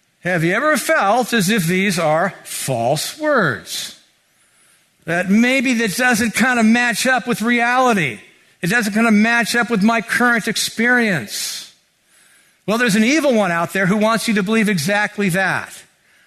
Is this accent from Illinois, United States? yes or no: no; Mountain View, California, United States; I grew up here in Mountain View